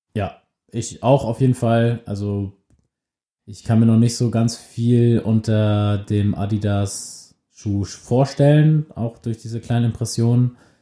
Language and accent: German; Germany; wir sind beide aus der Nähe von Hamburg